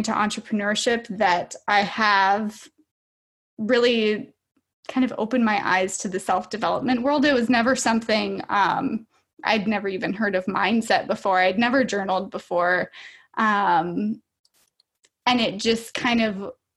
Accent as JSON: {"language": "English", "region": "Minnesota", "country": "United States", "said": "I am from Minnesota, so I live here with my five-year-old daughter"}